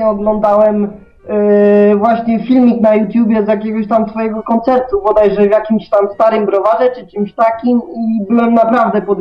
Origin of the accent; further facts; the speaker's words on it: Szczecin, West Pomeranian Voivodeship, Poland; Jestem ze Szczecina